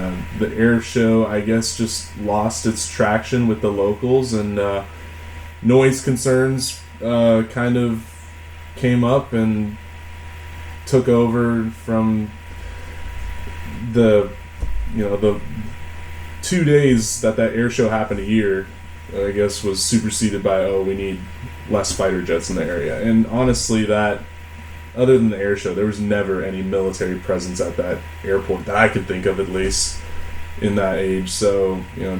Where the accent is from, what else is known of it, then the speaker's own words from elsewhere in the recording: Los Angeles, California, United States; now in Portland, United States; I grew up in North Hollywood, California, which is a suburb of Los Angeles